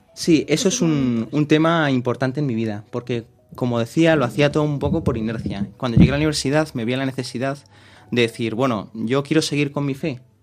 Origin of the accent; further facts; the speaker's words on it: Vigo, Galicia, Spain; also born or lived in Madrid; soy de Vigo, nací en Madrid, pero bueno, vivo en Vigo